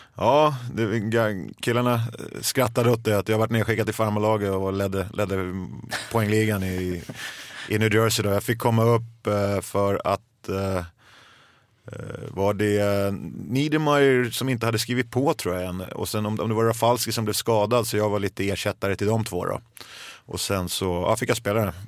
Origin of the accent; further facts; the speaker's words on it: Stockholm, Stockholm County, Sweden; Jag är uppvuxen i södra Stockholm